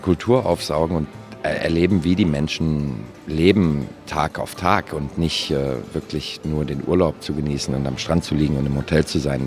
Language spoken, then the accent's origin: German; Germany; moved away as an adult; also born or lived in Frankfurt / Shanghai / Chongqing / Macau; now in Bangkok, Thailand; bei uns in Deutschland